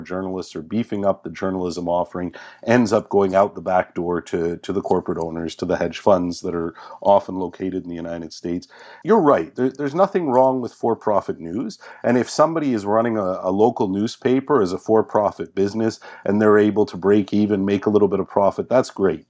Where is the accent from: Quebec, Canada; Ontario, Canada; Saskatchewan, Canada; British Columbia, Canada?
Quebec, Canada; Montreal; my hometown newspaper, the Montreal Gazette